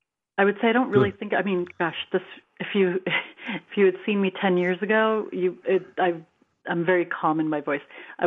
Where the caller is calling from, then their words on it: California, United States; from California.